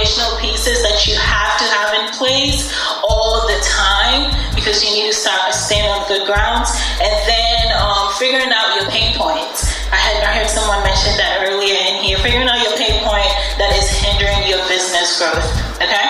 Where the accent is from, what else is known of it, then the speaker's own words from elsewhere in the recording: Ghana; also born or lived in Norfolk, Virginia; now in United States; I was born and raised in Ghana, and my mom wanted us to come here for education.